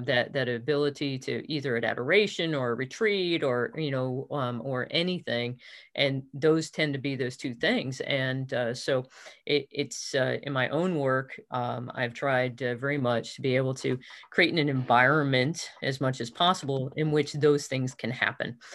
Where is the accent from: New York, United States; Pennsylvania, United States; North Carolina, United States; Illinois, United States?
New York, United States; outside New York City, United States; I was born outside New York City